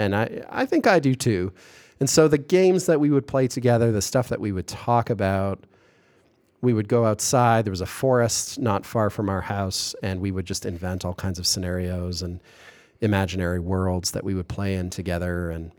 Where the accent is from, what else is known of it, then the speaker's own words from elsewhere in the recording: Kitchener, Ontario, Canada; there's a few large institutions in my hometown, which is, it's Kitchener / Waterloo, that sort of twin cities in a sense, physically contiguous, administratively separate towns in Southern Ontario.